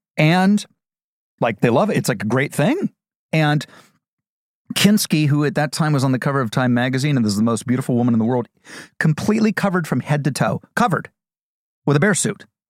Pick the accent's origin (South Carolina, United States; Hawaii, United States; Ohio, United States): Ohio, United States; I'm from Ohio